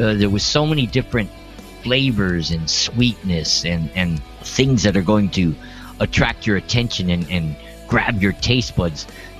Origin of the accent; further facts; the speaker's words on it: Boston, Massachusetts, United States; now in Los Angeles, United States; You know, like I said, I'm from Boston. You know, and it's like I like beer.